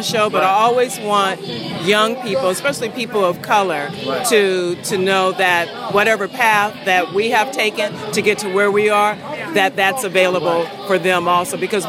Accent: California, United States; Born and raised California

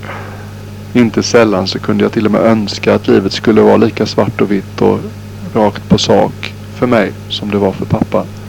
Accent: Sweden; moved away; när jag är hemma i Sverige

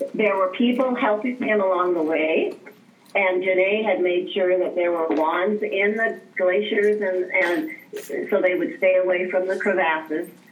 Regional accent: Alaska, United States; I grew up in Alaska and I taught out in the bush

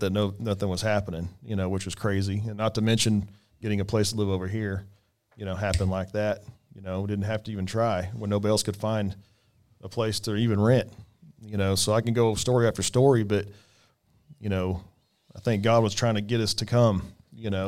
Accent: Bartlesville, Oklahoma, United States; moved away; I'm from Bartlesville

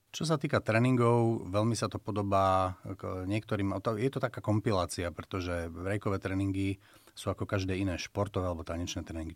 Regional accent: Slovakia; first language Slovak

